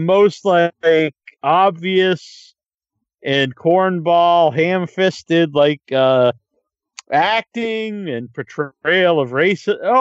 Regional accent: Cape Cod, Massachusetts, United States; I'm like from Cape Cod

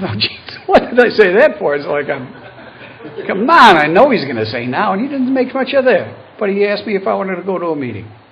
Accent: Buffalo, New York, United States; also born or lived in Cleveland, Ohio; Born and raised in Buffalo

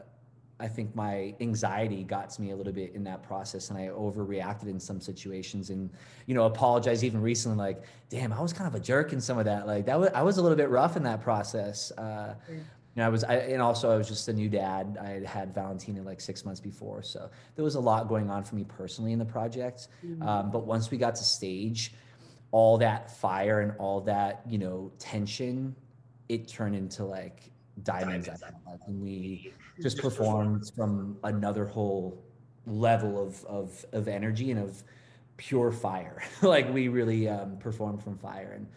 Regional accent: Massachusetts, United States; now in Los Angeles, United States; I grew up in Massachusetts

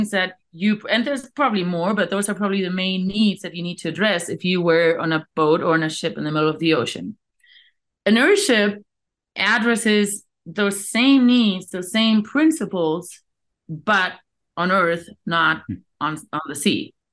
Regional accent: Canary Islands, Spain; moved away; also born or lived in Australia / South Africa / Namibia; I'm originally from the Canary Islands, and uh, worked actually in the corporate world for a while, um, then lived in Australia for a while, lived in South Africa and Namibia for a while

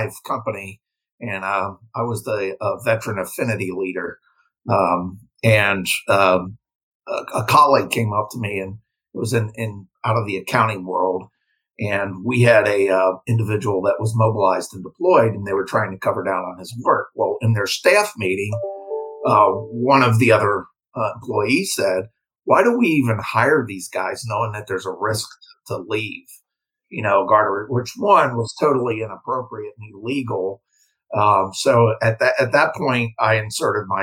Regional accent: Cincinnati, Ohio, United States; moved away as an adult; also born or lived in Louisiana / Germany; got transferred back to my hometown of Cincinnati with my civilian company

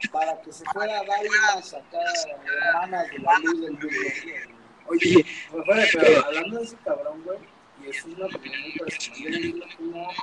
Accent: Veracruz, Mexico; Yo soy de Veracruz.

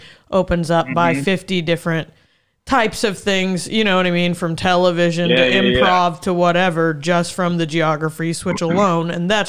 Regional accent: Indianapolis, Indiana, United States; we're all from Indianapolis

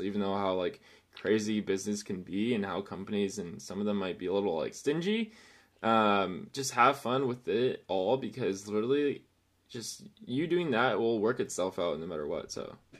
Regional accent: Chino Hills, California, United States; I am from Chino Hills, little outside town of the city, uh, in California, Southern California, actually.

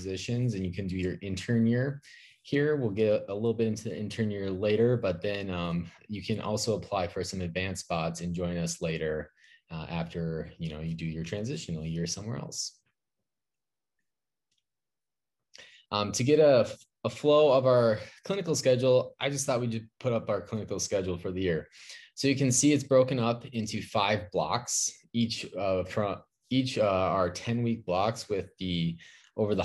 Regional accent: Minnesota, United States; I grew up in Minnesota

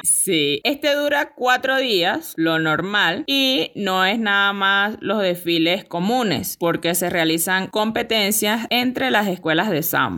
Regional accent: El Pilar, Sucre, Venezuela; en El Pilar. Que bueno, para los que no saben, es un poquito más allá y es de donde yo vengo

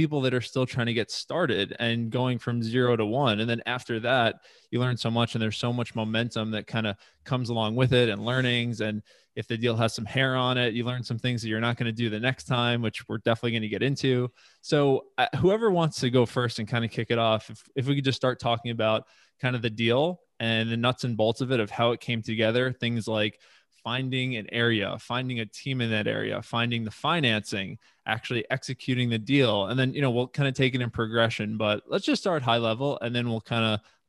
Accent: Long Island, New York, United States; That's just not realistic growing up in Long Island or living in New York City and wanting to kind of maintain a lifestyle, but invest in areas that it makes sense.

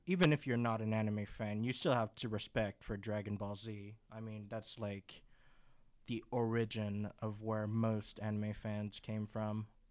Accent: Canada; moved away as an adult; I'm Canadian, and so I have my Canadian account

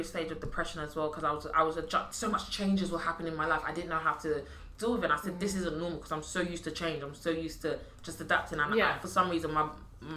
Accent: London, United Kingdom; living in East London.

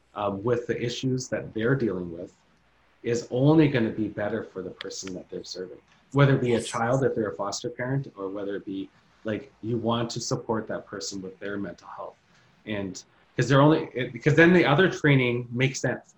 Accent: Thunder Bay, Ontario, Canada; Thunder Bay. That's a that's my hometown city

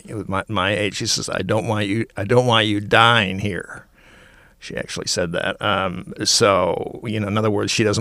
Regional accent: Minneapolis, Minnesota, United States; also born or lived in Montclair, New Jersey; now in Bloomfield, United States; I'm from Minneapolis originally. I was ready to go back to Minneapolis

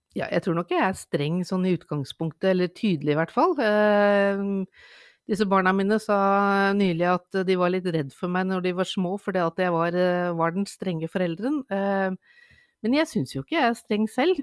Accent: Lørenskog, Akershus, Norway; now in Bærum, Norway; jeg er født på Lørenskog sentralsykehus.

